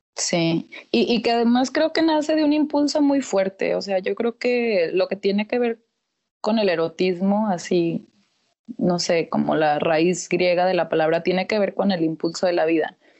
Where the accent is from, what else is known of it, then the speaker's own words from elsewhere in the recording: Torreón, Coahuila, Mexico; soy nacida aquí en Torreón, Coahuila